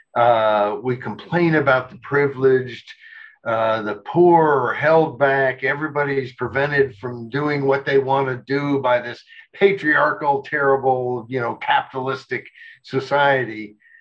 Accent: Arkansas, United States; I grew up in Arkansas

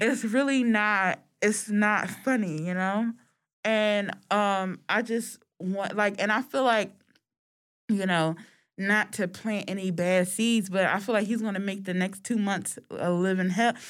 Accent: United States; we're American

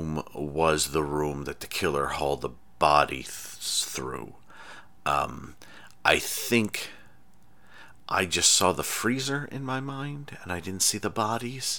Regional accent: New York, United States; I'm from New York. Not city, but New York State.

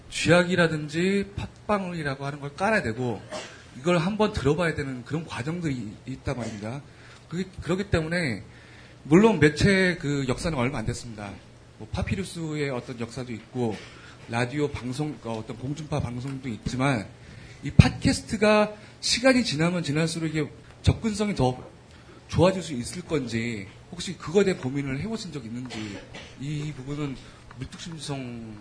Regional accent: Mapo, Seoul, South Korea; 아, 저는 마포에서 온 그냥 … 군

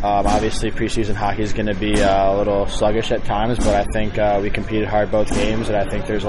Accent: Chicago, Illinois, United States; moved away as an adult; also born or lived in Indiana; now in Indianapolis, United States; I've been in Indiana the last 4 years, but I'm a Midwestern guy. I'm from Chicago

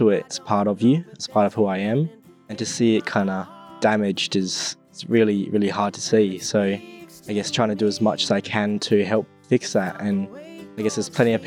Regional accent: Flinders Ranges, South Australia, Australia; we're all from the Flinders Ranges.

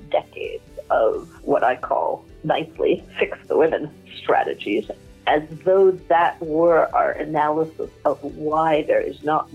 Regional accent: Toronto, Ontario, Canada; moved away as an adult; also born or lived in Quebec City, Canada / Paris, France; now in London, United Kingdom; I started out being born in Canada, in Quebec City, of a French mother and a Swiss father, both immigrants from Europe. I grew up in Toronto and did all my schooling and university there

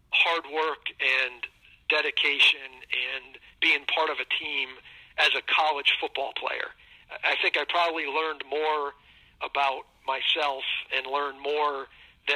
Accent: Niantic, Connecticut, United States; great town to grow up in, though. You're on the water

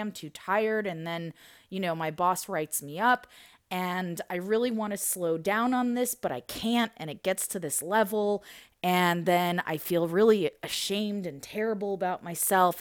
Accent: United States; also born or lived in Soviet Union; I was raised and educated in the U S

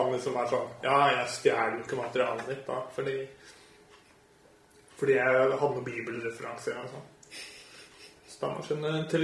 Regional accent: Østfold, Norway; Jeg er jo fra Østfold.

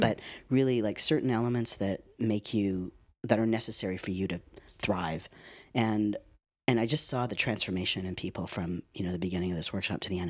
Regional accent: Winnipeg, Manitoba, Canada; moved away as an adult; also born or lived in Vancouver; now in Los Angeles, United States; I'm Canadian

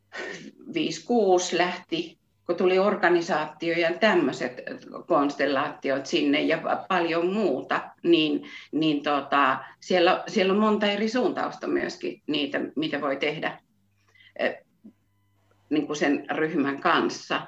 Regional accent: Satakunta, Finland; accent: Satakunta dialect; moved away as an adult; now in Nurmijärvi, Finland; mutta siis olen koto, kotoisin satakunnasta ja ehkä se Viljami on niin se juttu, mikä, mikä, mikä meitä sitoo, että se, se satakunnan murre

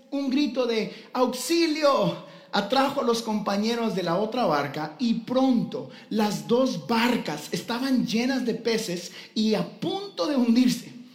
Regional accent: Guatemala; como buen guatemalteco

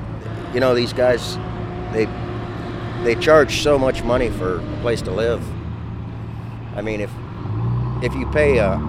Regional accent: Ohio, United States; moved away as an adult; also born or lived in Pinedale, Wyoming; now in Watford City, United States; I'm originally from Ohio. I was in the boom in Wyoming, out near Pinedale before all the rigs were here.

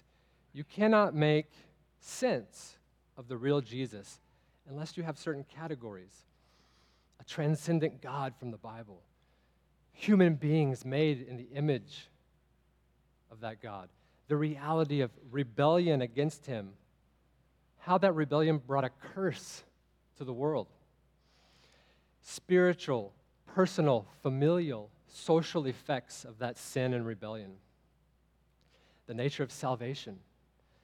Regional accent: Texas, United States; I'm from Texas as well.

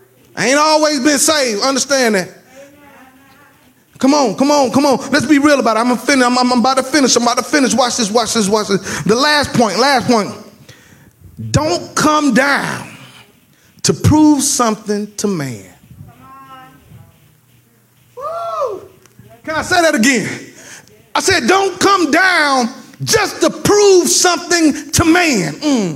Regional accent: the South, United States; Now, I'm black, if y'all don't know. And I'm from the South, okay?

